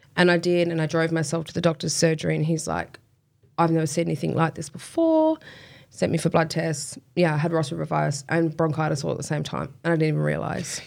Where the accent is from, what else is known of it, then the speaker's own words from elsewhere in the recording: Kwinana, Western Australia, Australia; also born or lived in Spearwood / Hamilton Hill / Fremantle; in my younger years, Kwinana.